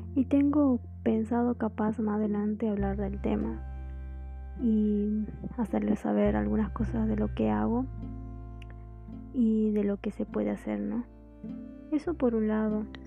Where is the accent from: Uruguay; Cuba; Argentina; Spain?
Argentina; Jujuy; yo soy de Argentina, soy de, de la provincia de Jujuy, por eso tengo un acento o una tonada diferente